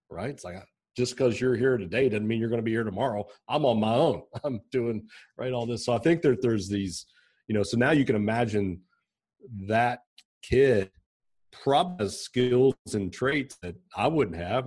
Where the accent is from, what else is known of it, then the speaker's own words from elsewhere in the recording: Pikeville, Kentucky, United States; also born or lived in Lexington, Kentucky; I grew up in Kentucky, I grew up in Pikeville in eastern Kentucky